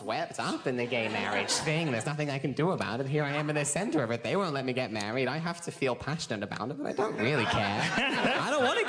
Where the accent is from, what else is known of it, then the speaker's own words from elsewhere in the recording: Brisbane, Queensland, Australia; now in Sydney, Australia; I'm from Brisbane